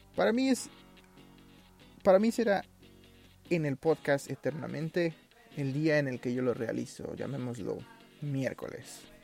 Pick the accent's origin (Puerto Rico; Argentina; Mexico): Mexico; Mexico City